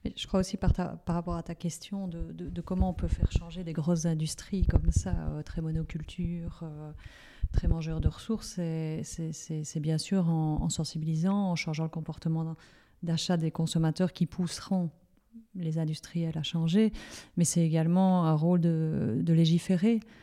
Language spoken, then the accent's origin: French; Liège, Wallonia, Belgium; comme je suis liégeoise